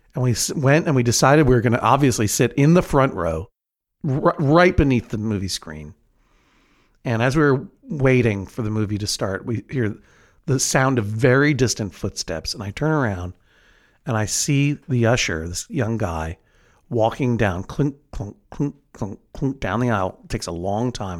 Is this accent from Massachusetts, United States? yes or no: yes; Brookline, Massachusetts, United States; in Brookline, my hometown, which is in New England